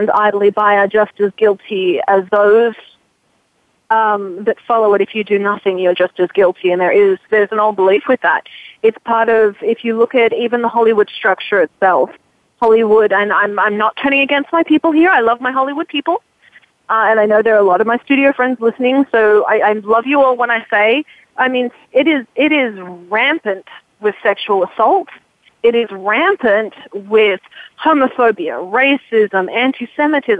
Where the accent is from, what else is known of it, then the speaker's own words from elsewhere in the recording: Australia; My family is an old English family, and we're Australian now.